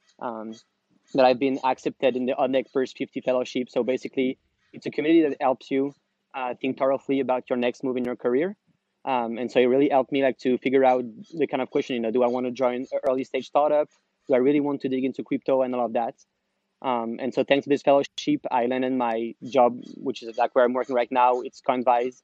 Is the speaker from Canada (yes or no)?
no; France; moved away as an adult; also born or lived in Paris / Amsterdam; now in San Francisco, United States; I'm originally from France